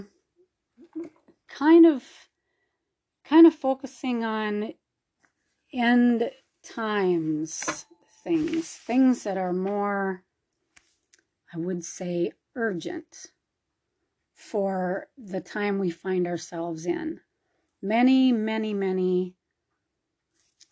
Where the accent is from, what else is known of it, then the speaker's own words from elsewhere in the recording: Minnesota, United States; moved away; I'm from Minnesota originally